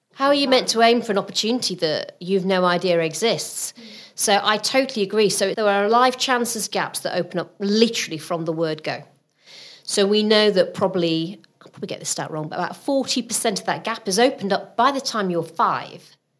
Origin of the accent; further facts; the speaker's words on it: Rotherham, Yorkshire and the Humber, United Kingdom; moved away as an adult; also born or lived in Southampton; my ambition when I was growing up in Rotherham was I wanted to be the first in my family to get to university